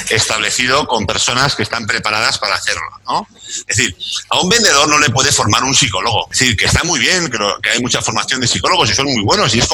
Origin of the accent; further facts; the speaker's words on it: Chile; Tú fíjate que además, siendo chileno, hay yo soy ferviente seguidor de un chileno, psicólogo chileno